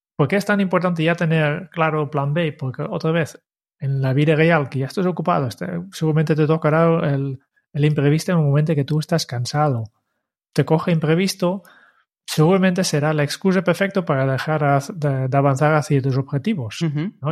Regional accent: Netherlands; now in Spain; como holandés

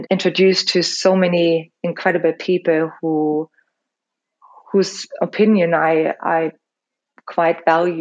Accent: Germany; English is a second language; moved away as an adult; also born or lived in Los Angeles, United States; now in London, United Kingdom; I'm also like German. So English is my second language.

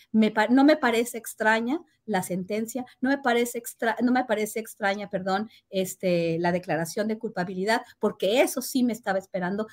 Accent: Mexico; somos los mexicanos malos

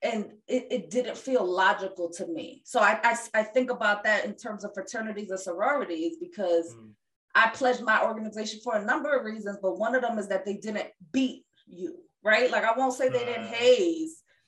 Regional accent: New York, United States; as a New Yorker that had friends with queer folks

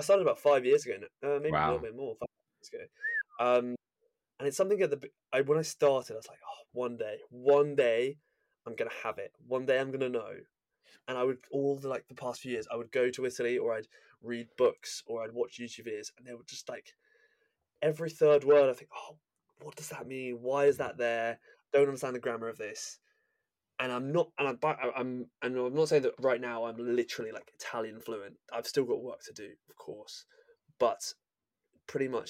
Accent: England, United Kingdom; I'm English

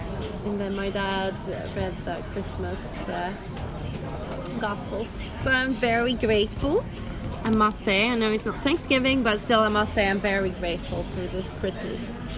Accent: Småland, Sweden; accent: Smålandska; now in Dalarna, Sweden; I realized that I am very confused with my accent. Living up in Dalarna, I have been starting to speak a different accent, so I sound more like Dalkulla. And then some words are still Smålandska with the accent down south.

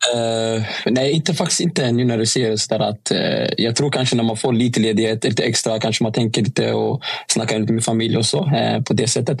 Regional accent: Stockholm, Stockholm County, Sweden; moved away; Jag var hemma i Stockholm

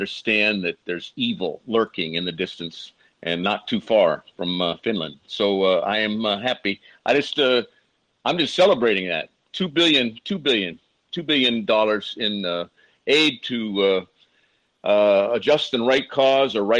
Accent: Ohio, United States; I'm from Ohio.

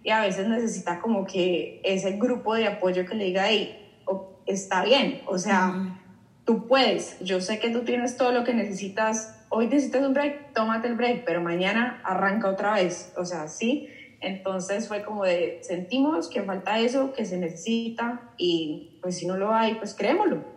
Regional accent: Colombia; moved away; also born or lived in Mexico; yo soy colombiana

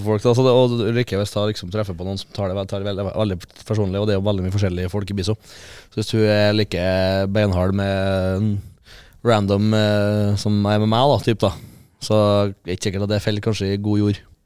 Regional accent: Fosen, Trøndelag, Norway; fra Fosen, og morsan er fra Innherred

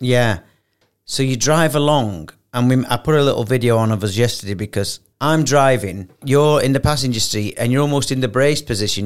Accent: United Kingdom; moved away as an adult; now in Dubai, United Arab Emirates; isn't it funny being British

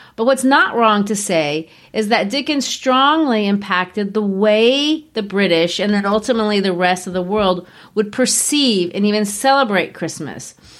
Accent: Brazil; moved away; growing up in Brazil

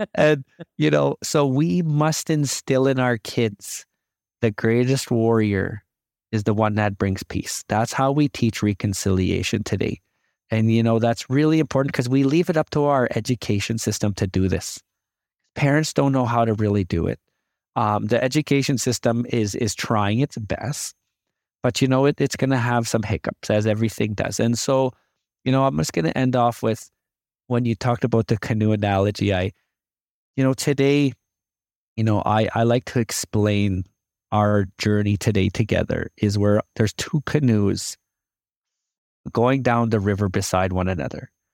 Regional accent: Canada; As a indigenous person, I love being a Canadian

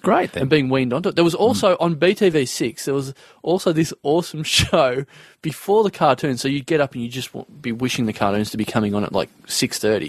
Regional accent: Maryborough, Victoria, Australia; now in Melbourne, Australia; I come from Maryborough, and that's like two and a half hours from here. Yeah, central Victoria, between Bendigo

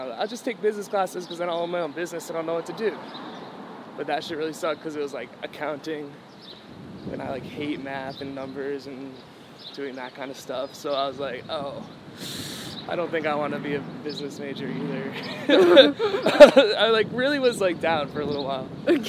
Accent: New England, United States; Well, I'm from New England, so, like, a lot of it took place there

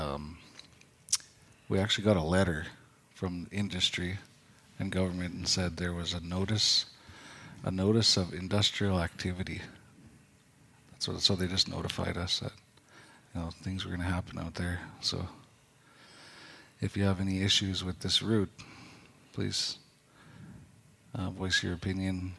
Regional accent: Doig River First Nation, British Columbia, Canada; also born or lived in Fort St. John; Born Fort St. John, raised in Doig.

